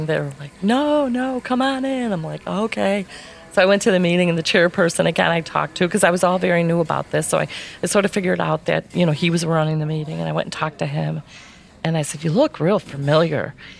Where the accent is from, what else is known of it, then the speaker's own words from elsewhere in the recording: Ireland; Okay, because I feel like, you know, I'm Irish, so I've got